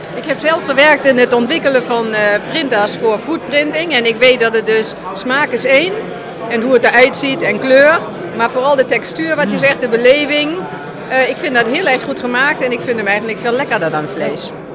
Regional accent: Germany; Dutch is a second language; now in Netherlands; Als Duitser ben ik uh, geadapteerd in Nederland en ik heb de cultuur leren kennen en omarmen.

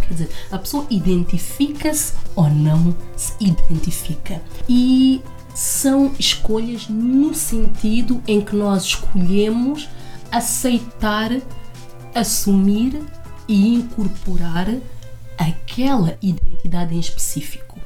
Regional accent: Lisbon, Portugal; also born or lived in Guinea-Bissau; vim para Portugal com oito anos, desde então que vivo aqui

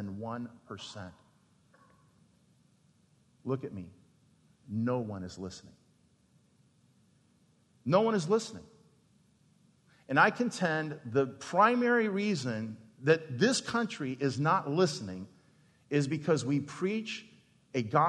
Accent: Phoenix, Arizona, United States; I worked, graduated from there to wash dishes at the Phoenix Playboy Club when I was 13

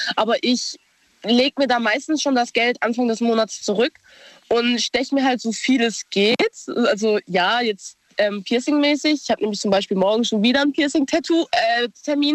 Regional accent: Idar-Oberstein, Rhineland-Palatinate, Germany; ich bin aus Ida Oberstein

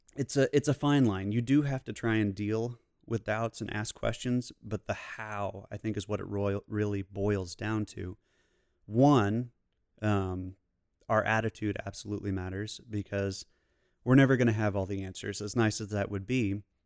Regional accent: Kansas City, United States; now in Fort Worth, United States; Originally from Kansas City

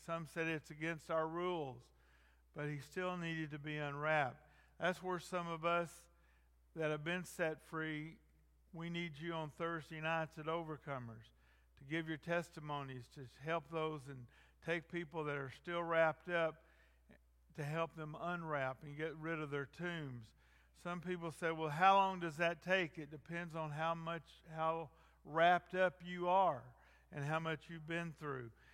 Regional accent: North Georgia, United States; I grew up in North Georgia.

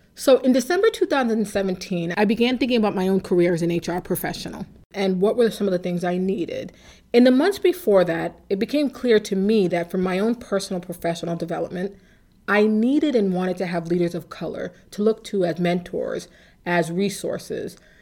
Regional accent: Waltham, Massachusetts, United States; I grew up in Waltham

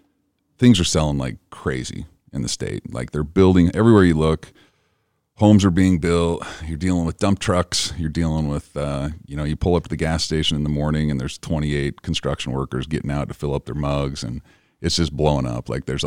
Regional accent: Utah, United States; I'm from Cache Valley.

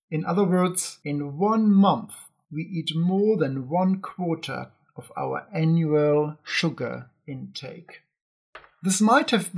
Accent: Ingolstadt, Bavaria, Germany; moved away; my hometown Ingolstadt

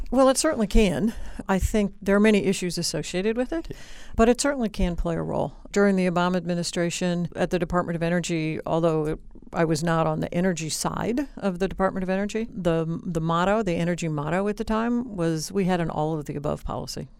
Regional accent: Indianapolis, Indiana, United States; moved away; I grew up in Indianapolis, Indiana

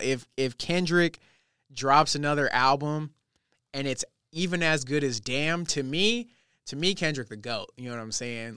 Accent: Los Angeles, California, United States; moved away as an adult; now in Redding, United States; I was born and raised in California my whole life

